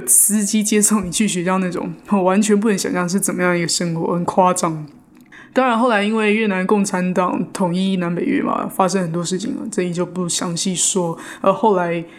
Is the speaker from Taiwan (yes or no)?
yes; Taiwan; moved away as an adult; now in New York, United States; 我自己也是在台湾土生土长，到现在去年才来到纽约啊